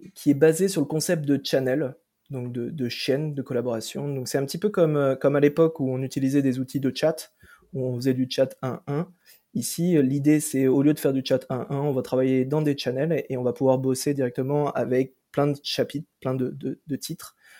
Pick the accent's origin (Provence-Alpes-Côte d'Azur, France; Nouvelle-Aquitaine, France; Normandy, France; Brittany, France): Brittany, France; moved away as an adult; also born or lived in Toulouse / Ireland; je viens de Bretagne à la base